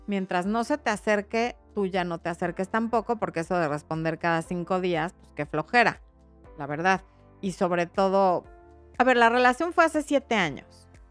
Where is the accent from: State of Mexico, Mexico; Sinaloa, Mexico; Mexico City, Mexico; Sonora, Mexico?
Mexico City, Mexico; yo nací aquí en la Ciudad de México